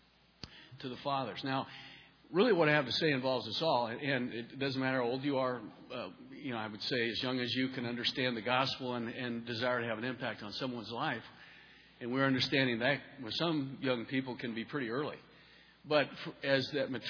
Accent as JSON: {"language": "English", "region": "Montana", "country": "United States", "also_born_or_lived": "Rochester, Minnesota", "moved": "yes", "said": "I'm originally from Montana"}